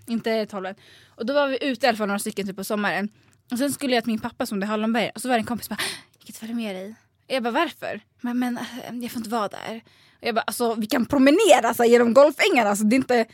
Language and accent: Swedish; Sundbyberg area, Stockholm County, Sweden; jag växte upp så här, i Basvenområdet